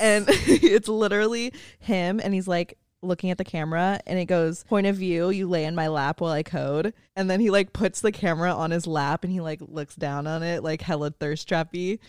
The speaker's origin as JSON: {"language": "English", "area": "San Francisco Bay Area", "region": "California", "country": "United States", "tie": "born or raised there", "said": "growing up in San Francisco Bay Area"}